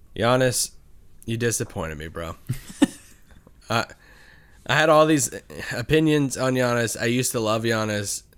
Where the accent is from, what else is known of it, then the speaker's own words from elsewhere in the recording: Kentucky, United States; I'm from Kentucky